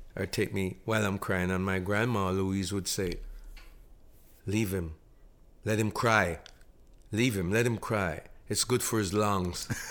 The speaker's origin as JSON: {"language": "English", "town": "Montego Bay", "region": "Saint James", "country": "Jamaica", "tie": "born or raised there", "moved": "yes", "lives_now": "Toronto, Canada", "said": "a young man growing up in Monteaguay, Jamaica"}